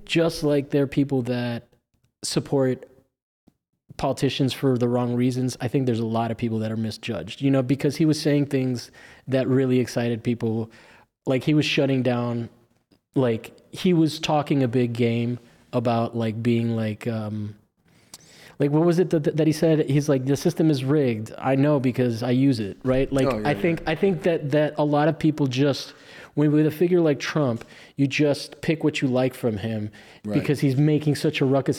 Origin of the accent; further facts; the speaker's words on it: Florida, United States; I'm from Florida